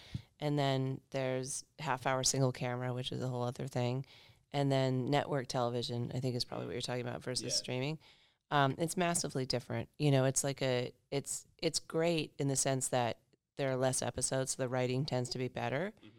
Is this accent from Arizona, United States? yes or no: yes; Arizona, United States; now in Perth, Australia; but I grew up in Arizona, which is similar. In climate to Perth